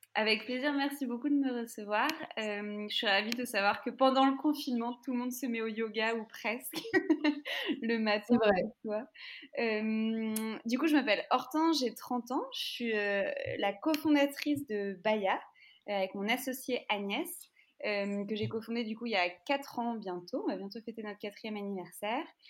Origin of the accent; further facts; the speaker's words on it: France; nous, en France